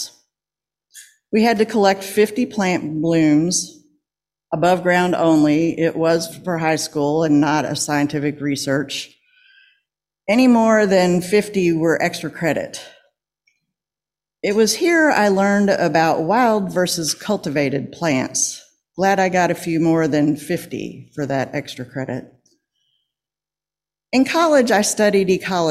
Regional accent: Lexington, Kentucky, United States; I grew up in Lexington in the suburbs.

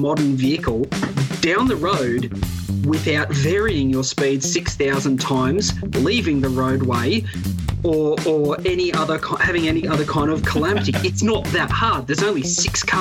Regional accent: near Gosford, New South Wales, Australia; I grew up near Gosford

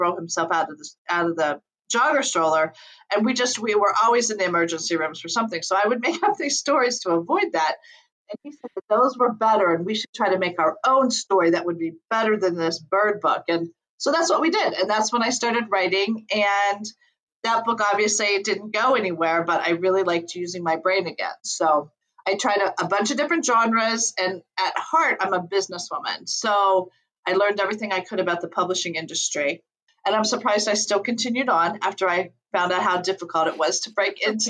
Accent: Ohio, United States; now in Colorado, United States; I'm originally from Ohio

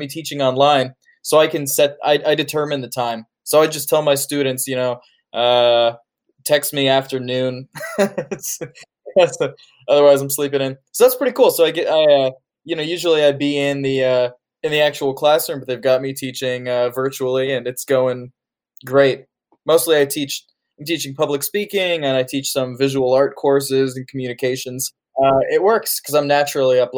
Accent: Indianapolis, Indiana, United States; also born or lived in Santa Fe, New Mexico; I was raised here in Indianapolis. I was born here and raised here

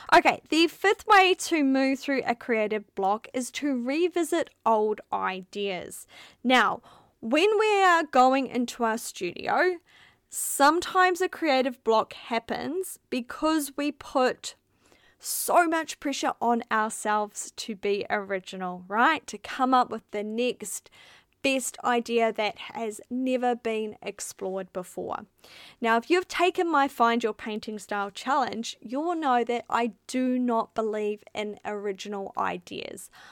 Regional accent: New Zealand; moved away as an adult; now in Melbourne, Australia; We're from New Zealand, where there was four million

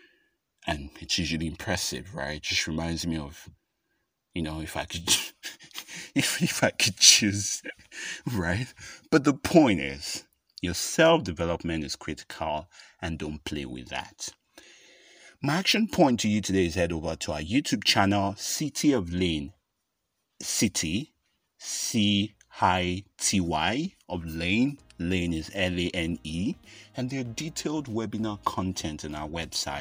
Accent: Nigeria; first language English; If you're like me and you've gone to a Nigerian public university

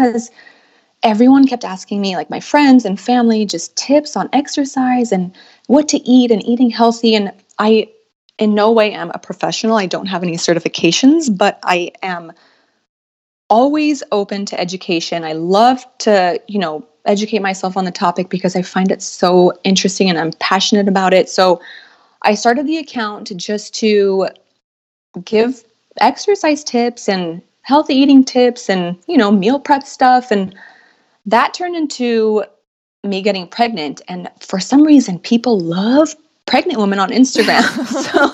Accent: Los Angeles, California, United States; I was born and raised in Los Angeles.

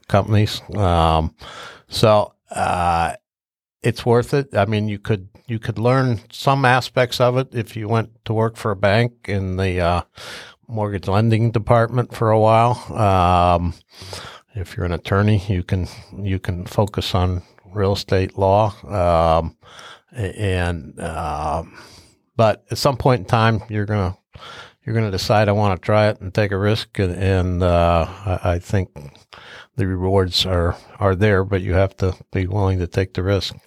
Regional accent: Upper Arlington, Ohio, United States; I grew up in Arlington. I graduate, uh, I graduated from Arlington

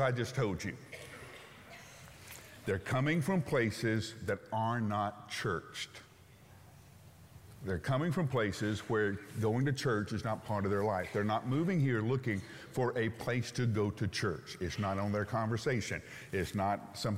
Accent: Huntsville, Alabama, United States; I grew up in Huntsville, Alabama

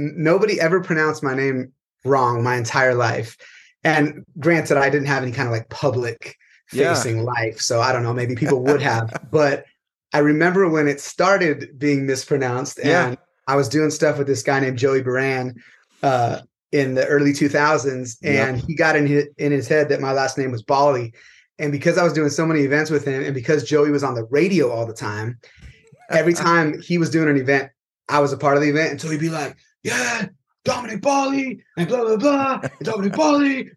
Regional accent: California, United States; from California.

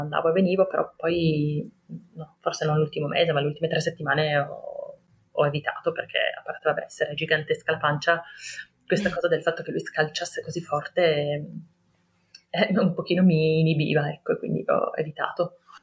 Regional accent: Turin, Piedmont, Italy; ho 33 anni, ehm, sono di Torino

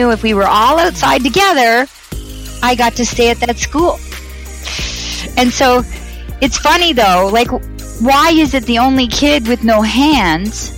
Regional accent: Toronto, Ontario, Canada; from Toronto

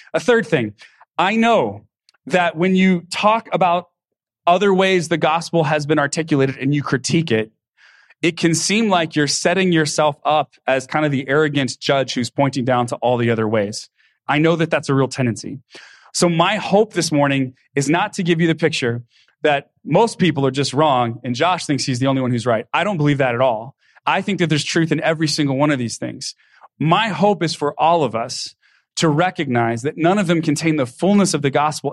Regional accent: Texas, United States; I grew up with in Texas where I grew up

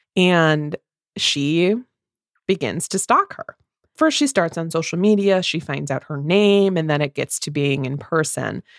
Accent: Midwest, United States; two Midwest mood readers

